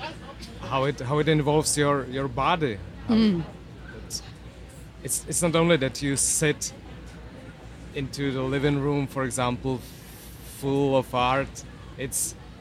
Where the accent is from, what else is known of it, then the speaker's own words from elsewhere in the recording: Czechia; I'm from the Czech Republic